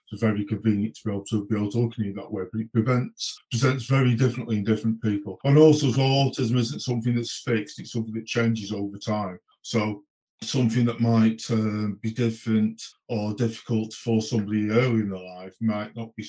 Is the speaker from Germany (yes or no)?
no; United Kingdom; moved away; I'm from the Peak District originally